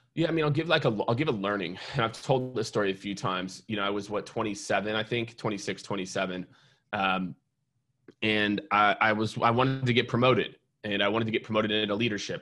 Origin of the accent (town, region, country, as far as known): Kansas City, Missouri, United States; born or raised there; also born or lived in Iowa / New York; now in Austin, United States